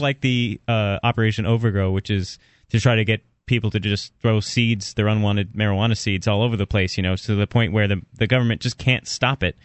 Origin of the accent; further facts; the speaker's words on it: Florida, United States; moved away; I'm from Florida